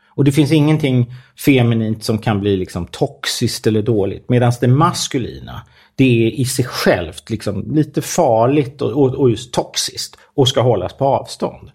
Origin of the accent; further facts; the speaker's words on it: Stockholm, Stockholm County, Sweden; jag kommer från Stockholm